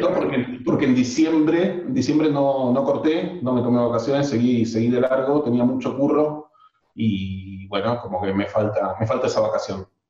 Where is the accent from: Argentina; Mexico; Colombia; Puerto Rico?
Argentina; moved away as an adult; now in Spain; en Argentina somos